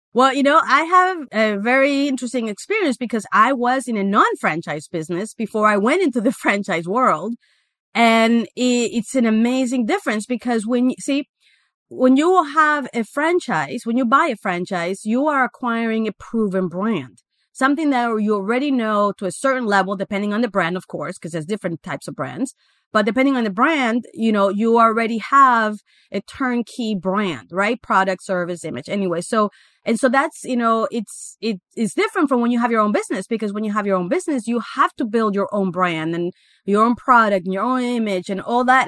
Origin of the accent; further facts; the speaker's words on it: Guatemala; moved away as an adult; also born or lived in Miami, United States; I actually was born and raised in Guatemala, in Central America